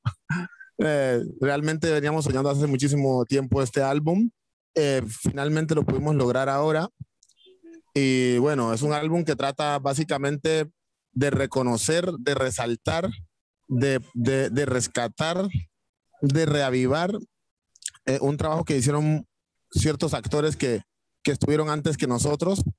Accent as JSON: {"language": "Spanish", "town": "Timbiquí", "region": "Cauca", "country": "Colombia", "moved": "yes", "lives_now": "Cali, Colombia", "said": "cuando nos vinimos de Timbiquí a Cali"}